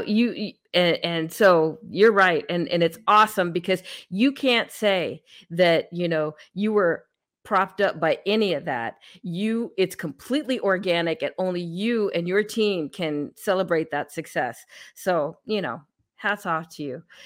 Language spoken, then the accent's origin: English; California, United States; now in Texas, United States; I grew up in California